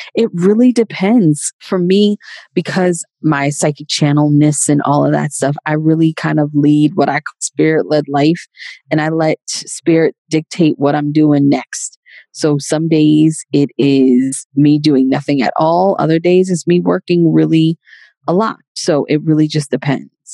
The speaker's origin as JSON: {"language": "English", "town": "New York City", "region": "New York", "country": "United States", "tie": "born or raised there", "said": "I'm originally from Queens, New York and I was born and raised there"}